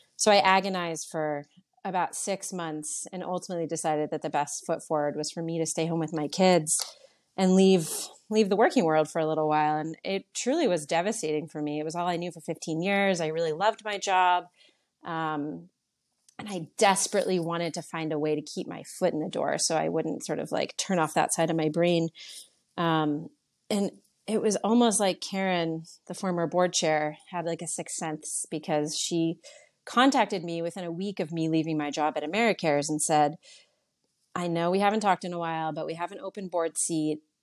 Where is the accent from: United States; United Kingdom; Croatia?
United States; New Canaan, Connecticut; also born or lived in Boston / New York City; I was born in Boston, but we moved to New Canaan, back to New Canaan for my mom when I was eight years old. I lived here from age eight to fifteen